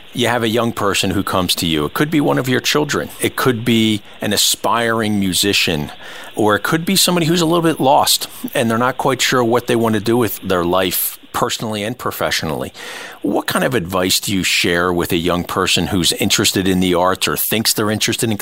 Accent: Philadelphia, Pennsylvania, United States; being born and raised in Philadelphia

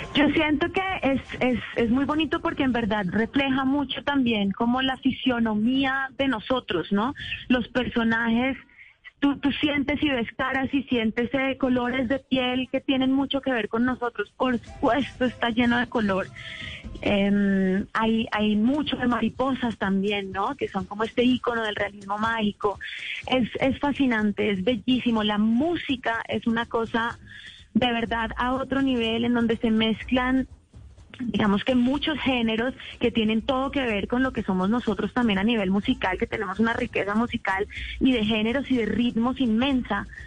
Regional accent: Colombia

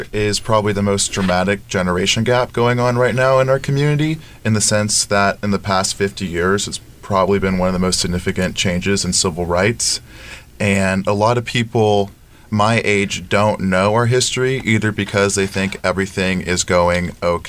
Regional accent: Stockton, California, United States; now in New York, United States; I am from Stockton, California originally, and now I live in New York.

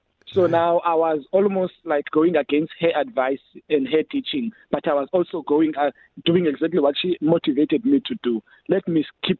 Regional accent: Ngqabarha, Eastern Cape, South Africa; also born or lived in Khayelitsha, Cape Town; now in Cape Town, South Africa; the forest I grew up in Ngqabarha back at home

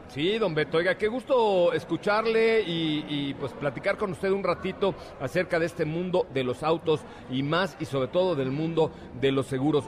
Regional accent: Yucatán, Mexico; soy yucateco

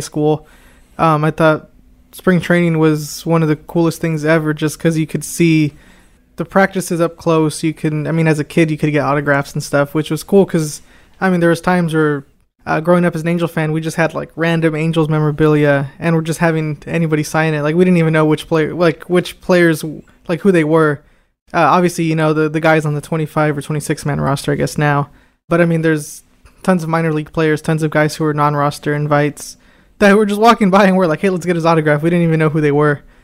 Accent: Anaheim, California, United States; moved away; I am originally from Anaheim, California

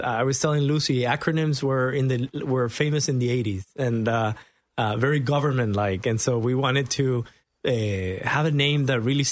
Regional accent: El Salvador; moved away as an adult; also born or lived in Argentina; now in United States; Argentina. I was 4 years old, then went to El Salvador and stayed there until I was 18.

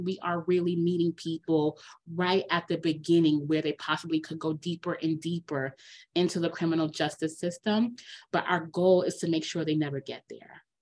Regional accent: New York City, New York, United States; I grew up here in New York right? I'm a city kid

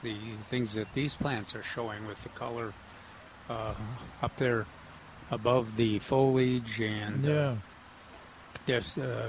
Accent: Minnesota, United States; I'm from Minnesota.

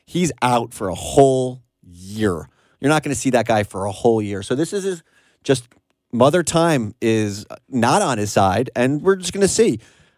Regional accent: New York, United States; I'm from New York, and that is a Knicks city.

